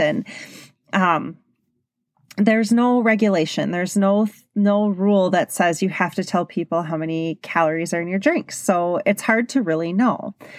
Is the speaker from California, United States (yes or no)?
no; Milwaukee, Wisconsin, United States; I'm from Milwaukee, Wisconsin, and it's a big drinking s-, city.